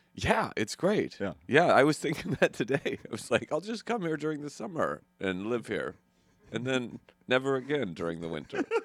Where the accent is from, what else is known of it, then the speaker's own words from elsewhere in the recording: Idaho, United States; I'm from Idaho, where we have um, forest fires